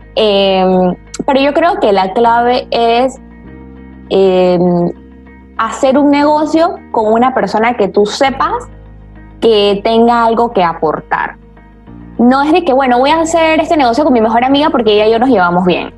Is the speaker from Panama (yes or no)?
yes; Panama; also born or lived in Spain; Yo soy una mujer panameña, tengo 28 años.